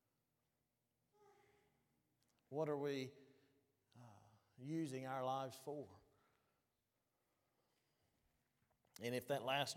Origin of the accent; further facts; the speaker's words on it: Winfield, Alabama, United States; Winfield, Alabama, Winfield, Guyon area, my hometown